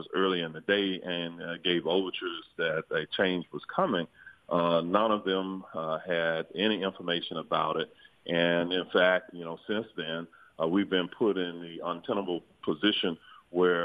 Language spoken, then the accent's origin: English; Orlando, Florida, United States; I was born and raised in Orlando